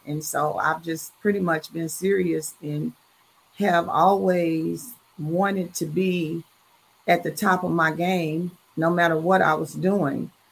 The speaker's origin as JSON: {"language": "English", "town": "Dallas", "region": "Texas", "country": "United States", "tie": "born or raised there", "said": "I am from Dallas, Texas, and a proud graduate of Dallas Lincoln."}